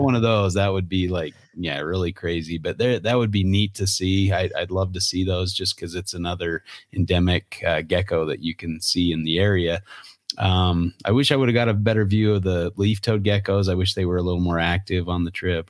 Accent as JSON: {"language": "English", "region": "Utah", "country": "United States", "tie": "born or raised there", "said": "growing up in Utah and being there when I was a kid"}